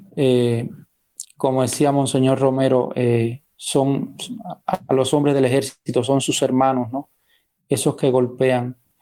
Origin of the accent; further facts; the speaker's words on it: Cuba; somos los cubanos de a pie